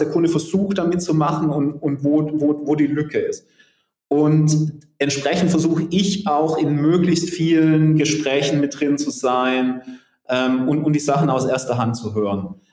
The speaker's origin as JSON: {"language": "German", "region": "Southern Germany", "country": "Germany", "said": "Ich komme aus Süddeutschland."}